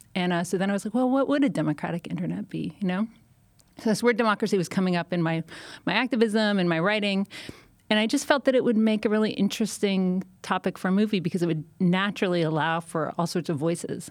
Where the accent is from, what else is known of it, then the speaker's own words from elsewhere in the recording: Canada; now in United States; I'm, I'm Canadian.